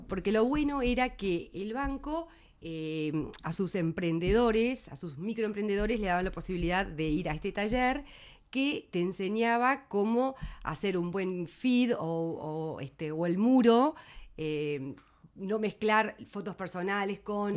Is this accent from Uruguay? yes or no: yes; Melo, Cerro Largo, Uruguay; moved away as an adult; also born or lived in Montevideo; Yo me vine de Melo a los 18 años, como se vienen todos los que van a estudiar, eh, se vienen, migran del interior